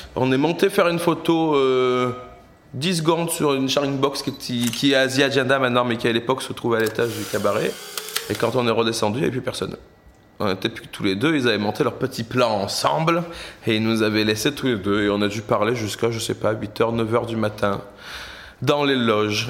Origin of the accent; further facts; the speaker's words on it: south of France, France; moved away as an adult; also born or lived in Paris / London; now in Brussels, Belgium; Je viens du sud de la France à la base